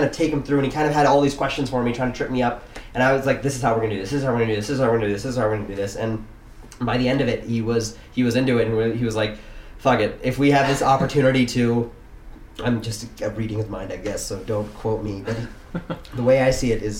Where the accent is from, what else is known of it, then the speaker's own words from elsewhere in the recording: Silicon Valley, California, United States; I grew up in Silicon Valley.